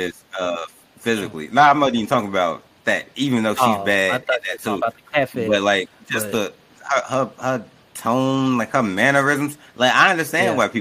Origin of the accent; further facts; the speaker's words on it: Chicago, Illinois, United States; moved away as an adult; now in Ohio, United States; I'm from Chicago, and it's like I don't care where I live. Like I've been in Ohio for 3 years. I'm from Chicago.